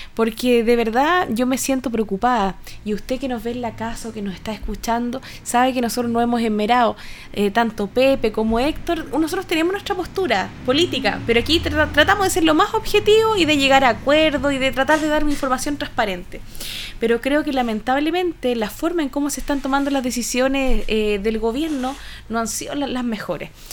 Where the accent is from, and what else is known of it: Chile